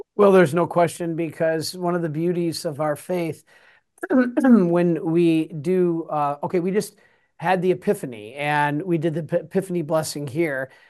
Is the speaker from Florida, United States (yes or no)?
no; Detroit, Michigan, United States; I'm from Detroit.